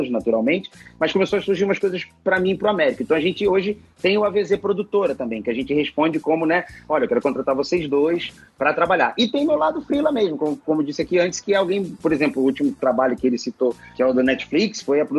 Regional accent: Rio de Janeiro, Brazil; now in São Paulo, Brazil; Mas é, é, eu vim do Rio de Janeiro, e moro aqui em São Paulo hoje.

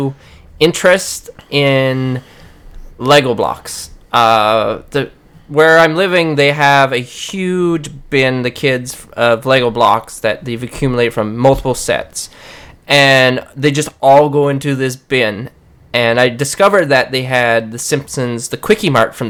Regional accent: Newfoundland and Labrador, Canada; I'm from Newfoundland.

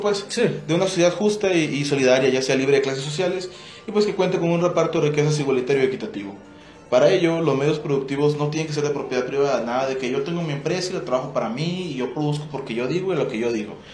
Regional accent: Mexico; nuestro México

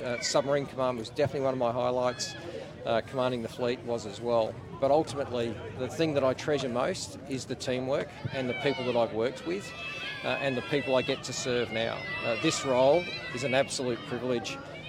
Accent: Adelaide, South Australia, Australia; I grew up in Adelaide, AFL country, and joined the Navy.

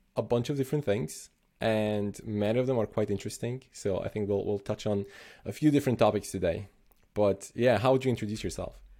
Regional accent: Slovenia; I'm originally from Slovenia

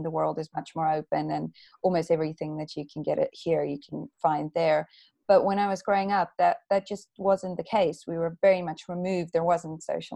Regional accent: South Africa; moved away as an adult; now in United Kingdom; I'm originally from South Africa. So I grew up in a country where you're very aware that of your natural resources

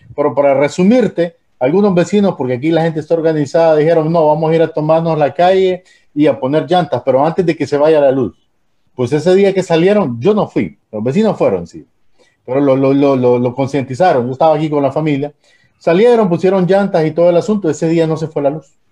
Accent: Tegucigalpa, Francisco Morazán, Honduras; yo me crié en Teus de niño

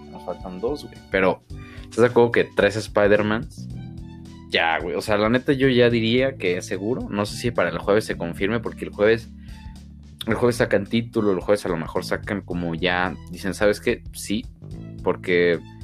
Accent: Mexico; Como buenos mexicanos

